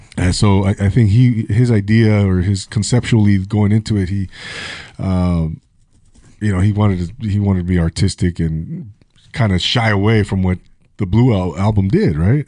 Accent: Rancho Cucamonga, California, United States; now in Ventura, United States; I grew up in Rancho Cucamonga, Inland Empire

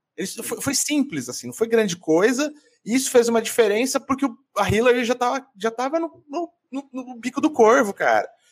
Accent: Central-West Brazil, Brazil; now in São Paulo, Brazil; isso é o Oeste do Brasil, onde eu cresci

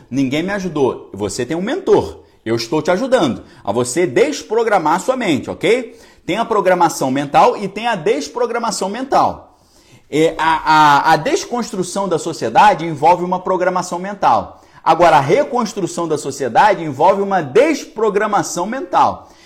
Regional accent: Niterói, Rio de Janeiro, Brazil; Eu fui criado em Niterói

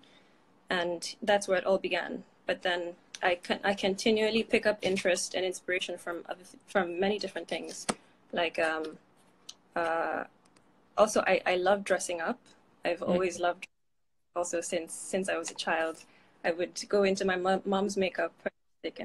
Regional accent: Abuja, Federal Capital Territory, Nigeria; moved away as an adult; also born or lived in Maiduguri / Katsina; now in Berlin, Germany; I am Kanuri from Maiduguri, but I grew up in Abuja.

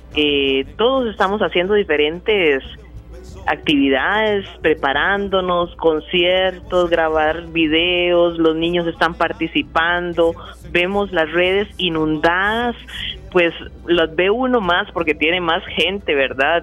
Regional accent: Guanacaste, Costa Rica

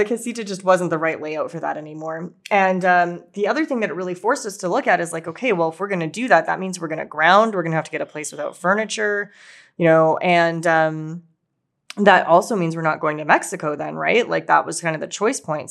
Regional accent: Winnipeg, Manitoba, Canada; we're from Winnipeg, Canada

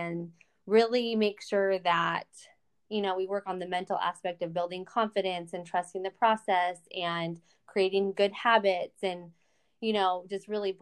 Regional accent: San Diego, California, United States; moved away as an adult; also born or lived in Louisiana; I'm from California. I'm born and raised in San Diego.

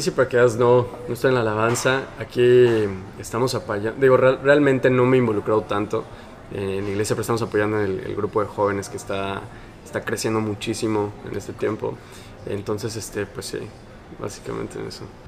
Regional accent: Mexico City, Mexico; moved away as an adult; now in Mérida, Mexico; yo soy de la Ciudad de México, chilango

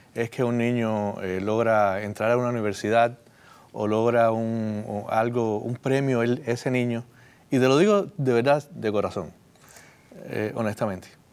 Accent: Cuba; now in United States; en el lugar donde yo nací

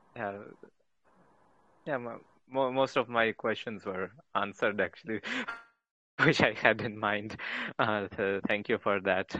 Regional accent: India; moved away as an adult; now in Ufa, Russia; I'm an Indian student in Russia

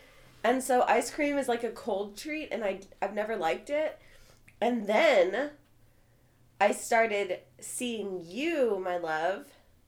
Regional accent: Wichita, Kansas, United States; moved away; also born or lived in Shawnee; my hometown of Wichita

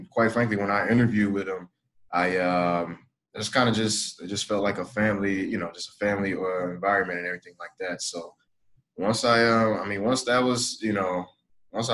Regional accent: Detroit, Michigan, United States; moved away as an adult; now in Atlanta, United States; I'm actually originally from Detroit, Michigan

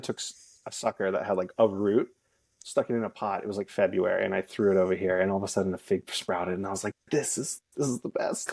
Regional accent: Lancaster, Pennsylvania, United States; moved away; I grew up in Lancaster, Pennsylvania, in Amish country.

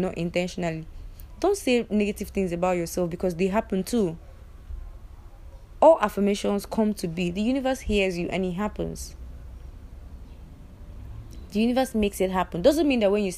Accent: Igbo, Igboland, Nigeria; as a Nigerian, as an Igbo

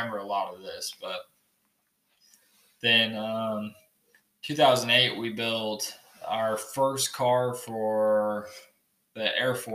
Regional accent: Clearfield, Utah, United States; I'm from Clearfield, Utah. So just about an hour south of here. Kind of a little bit more suburb area than rural. Mm-hmm. It's a kind of a shithole. I hate it in there. But yeah, I spent all 17 years of my life down there.

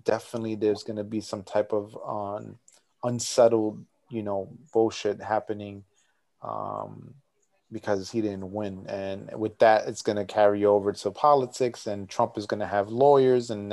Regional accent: United States; I'm an American

